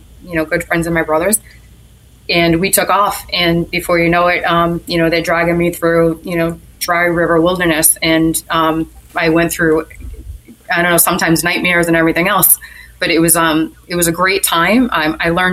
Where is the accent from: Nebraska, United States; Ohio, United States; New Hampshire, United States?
New Hampshire, United States; now in Kentucky, United States; my home state in New Hampshire